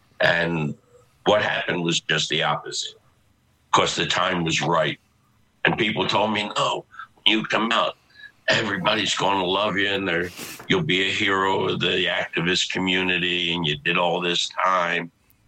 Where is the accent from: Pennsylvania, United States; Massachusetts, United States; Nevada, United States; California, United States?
Pennsylvania, United States; Philadelphia; my partner, who I grew up with in Philly